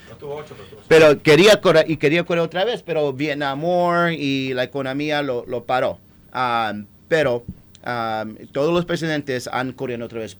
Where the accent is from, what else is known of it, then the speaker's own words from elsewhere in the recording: Puerto Rico; nada más lo hicieron aquí porque somos latinos, porque esta isla necesitaba una junta